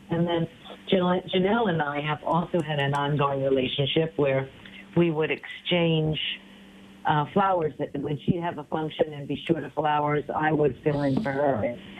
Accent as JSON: {"language": "English", "town": "New York City", "region": "New York", "country": "United States", "tie": "born or raised there", "moved": "yes", "said": "I grew up in New York City"}